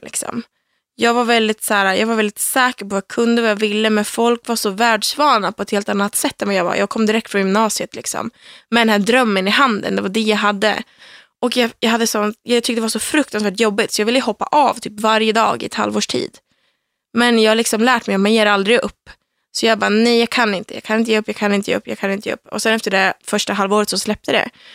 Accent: Söderhamn, Gävleborg County, Sweden; moved away; Jag kommer från Söderhamn som är en liten stad i södra Norrland

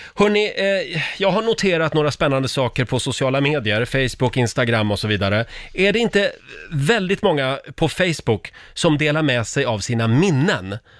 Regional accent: Sweden; vi svenskar

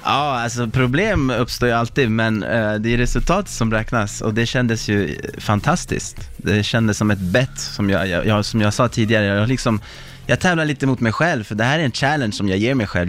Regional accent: Sweden; moved away; also born or lived in Stockholm; jag var svensk

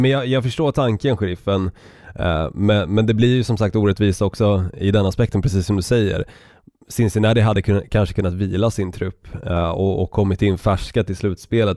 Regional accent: Stockholm, Stockholm County, Sweden; accent: stockholmska; moved away; also born or lived in Norrland; jag tycker fortfarande att jag ändå har behållit min stockholmska ganska så bra under tiden som jag har bott på olika destinationer

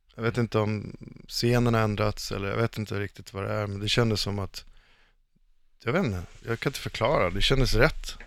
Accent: Stockholm, Stockholm County, Sweden; jag är uppvuxen i, i Stockholmsförort

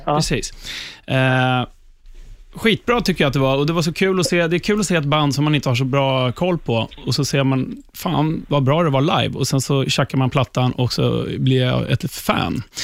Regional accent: Upplands Väsby, Stockholm County, Sweden; ute i Upplands Väsby, där jag är ifrån

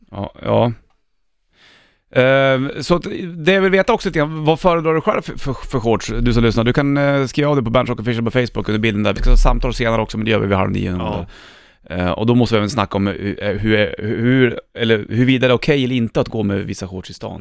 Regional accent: Stockholm, Stockholm County, Sweden; jag är från Södermalm

